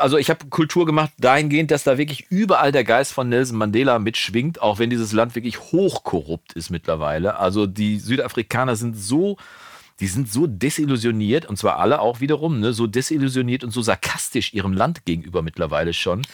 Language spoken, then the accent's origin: German; Germany; also born or lived in Wolbeck, Münster, North Rhine-Westphalia; als Deutscher